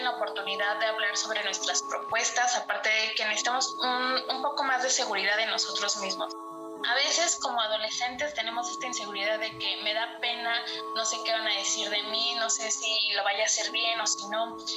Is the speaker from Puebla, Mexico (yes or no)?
yes; Puebla, Mexico; soy de la ciudad de Puebla